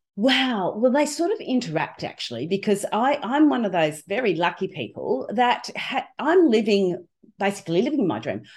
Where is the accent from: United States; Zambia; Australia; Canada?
Australia; I'm from Australia with this strange accent